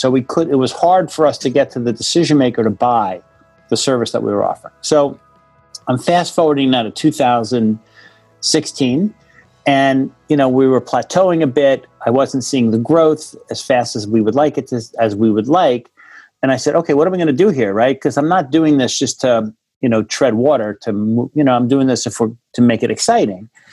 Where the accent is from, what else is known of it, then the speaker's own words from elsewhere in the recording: Monsey, New York, United States; i grew up in uh, in a town uh, in rockland county new york